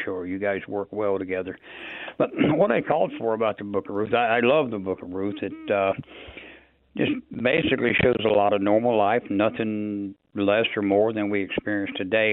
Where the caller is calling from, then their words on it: North Carolina, United States; I'm calling you from North Carolina